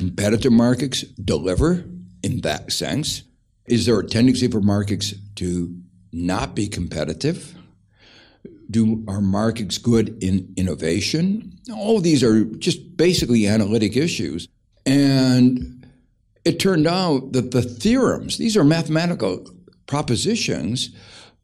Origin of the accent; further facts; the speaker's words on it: Gary, Indiana, United States; I grew up in Gary, Indiana, which was a place where it was marked by extremes of inequality